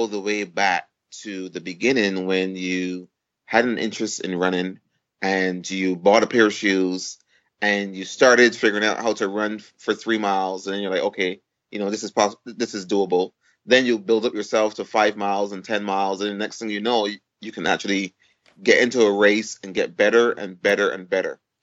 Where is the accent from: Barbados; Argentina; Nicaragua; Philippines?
Barbados; moved away as an adult; now in United States; I was born in Barbados. And I, you know, went to school at Harrison's College in Barbados